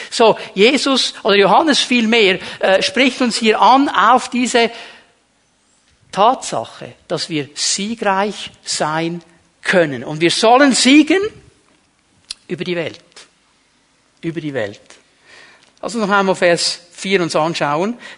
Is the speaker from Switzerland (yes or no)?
yes; Zürich, Switzerland; ich bin nicht in Bern aufgewachsen. In Zürich haben wir gesagt, der Pfeufer und Zweckli.